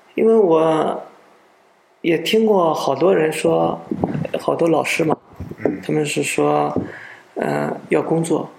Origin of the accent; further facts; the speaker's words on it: China; 我们中国人